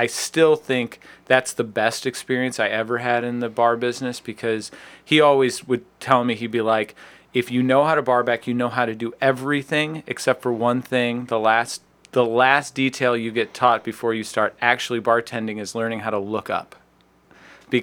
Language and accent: English; Chagrin Falls, Ohio, United States; moved away as an adult; also born or lived in Chicago; I grew up out in Sugar Falls